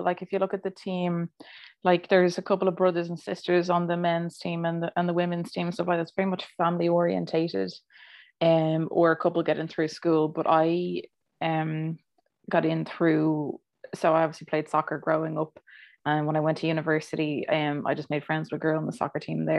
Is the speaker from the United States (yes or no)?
no; Ireland